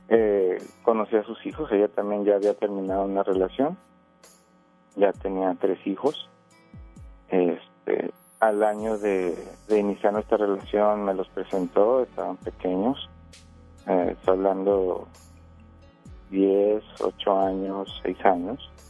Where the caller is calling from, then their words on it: Monterrey, Nuevo León, Mexico; Acá de Monterrey.